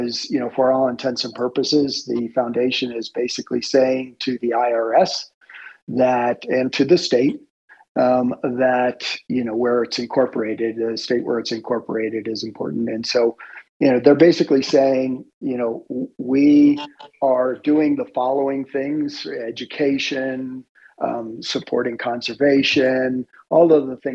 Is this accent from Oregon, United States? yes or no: no; Florida, United States; I grew up in Florida, and my dad was a for all intents and purposes, I'll call it a glorified gardener